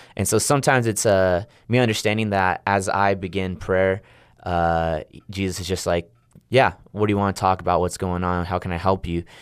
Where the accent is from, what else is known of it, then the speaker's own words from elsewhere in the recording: Riverside, California, United States; moved away as an adult; now in Stillwater, United States; I come from Southern California, a place called Riverside